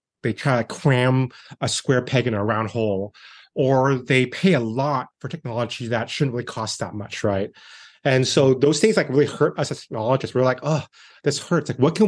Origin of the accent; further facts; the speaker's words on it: San Francisco, California, United States; I was born here in San Francisco, basically. And growing up, my dad was into technology as well.